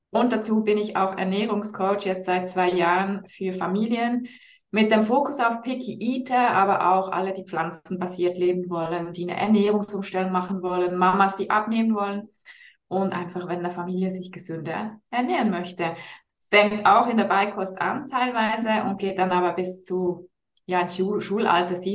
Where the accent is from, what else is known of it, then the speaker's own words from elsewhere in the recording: Switzerland; Ich bin aus der Schweiz